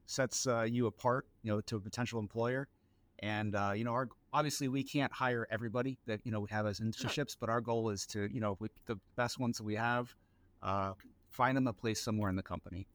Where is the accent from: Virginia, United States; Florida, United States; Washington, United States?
Florida, United States; Royal Palm Beach; I was born and raised in South Florida. Spent most of my time in Royal Palm Beach, a small town west of West Palm Beach, if you know where that's at.